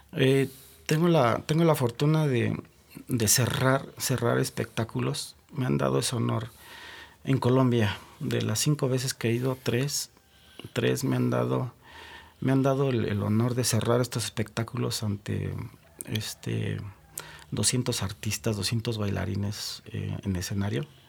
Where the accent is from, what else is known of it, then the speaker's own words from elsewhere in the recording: Mexico; nosotros mismos como mexicanos